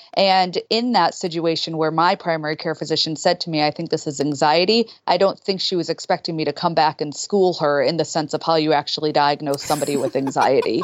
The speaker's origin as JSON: {"language": "English", "town": "Boston", "region": "Massachusetts", "country": "United States", "said": "I'm from Boston"}